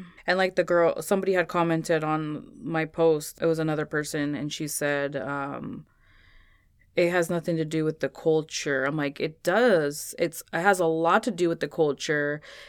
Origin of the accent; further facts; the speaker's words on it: Jalisco, Mexico; Like where I'm from Jalisco, Mexico, that's the state where Guadalajara is.